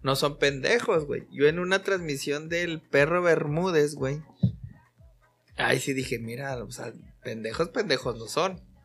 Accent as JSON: {"language": "Spanish", "country": "Mexico", "said": "uno como mexicano"}